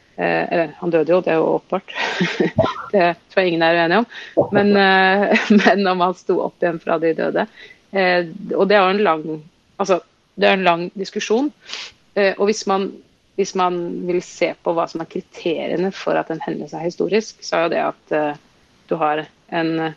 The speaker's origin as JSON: {"language": "Norwegian", "region": "Oslo", "country": "Norway", "tie": "born or raised there", "said": "jeg vokste opp i Oslo"}